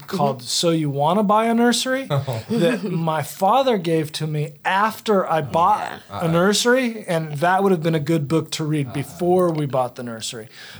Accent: California, United States; moved away; also born or lived in Virginia; I am originally from California. I ended up here by way of Virginia.

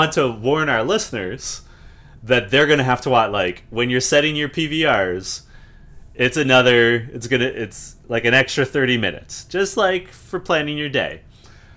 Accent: Canada

